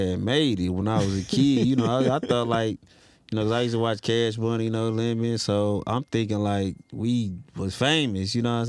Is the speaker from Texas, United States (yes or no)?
no; Detroit, Michigan, United States; east side of Detroit.